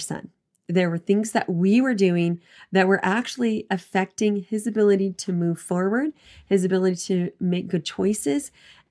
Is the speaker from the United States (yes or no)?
yes; East Coast, United States; now in Southern Utah, United States; I grew up on East Coast